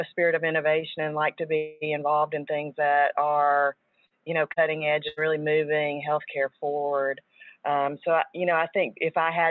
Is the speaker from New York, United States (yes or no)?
no; Chicago, Illinois, United States; accent: Chicago; now in Fort Worth, United States; my accent sometimes totally gives the Chicago vibe